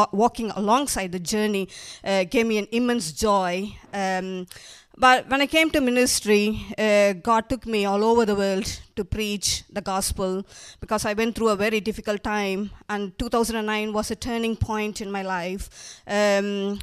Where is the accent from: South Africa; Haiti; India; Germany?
India; moved away as an adult; also born or lived in Manchester; now in United Kingdom; I'm originally from India. I came to this country 23 years ago